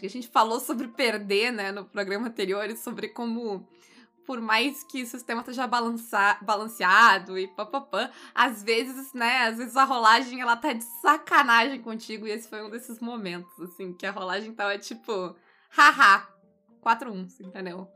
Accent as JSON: {"language": "Portuguese", "country": "Brazil", "said": "enquanto brasileiros"}